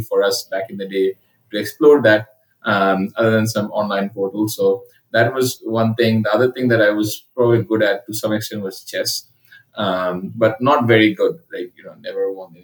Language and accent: English; Dhaka, Dhaka Division, Bangladesh; also born or lived in Calcutta, India / Sylhet, Bangladesh; my childhood was spent in three places. One is Dhaka, another is Sylhet, and another is Calcutta.